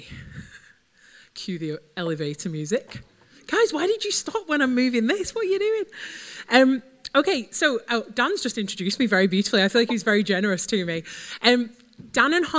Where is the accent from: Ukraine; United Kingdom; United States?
United Kingdom; Wigan, North West England; I'm from Wigan, so it's not far from here.